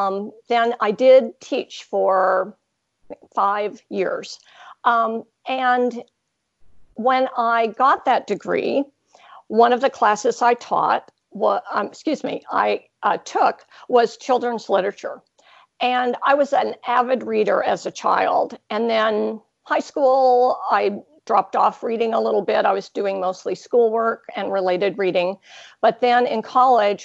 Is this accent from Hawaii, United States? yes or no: yes; Hawaii, United States; moved away as an adult; also born or lived in California / Texas; now in Ontario, Canada; I grew up in Hawaii with a few years in California, and then I went to university in Texas and stayed there for decades until I came up here